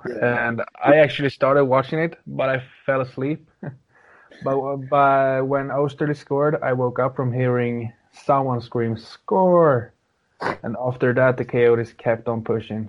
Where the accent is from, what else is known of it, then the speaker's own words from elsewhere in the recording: Sweden; I'm from Sweden. I'm 24 years old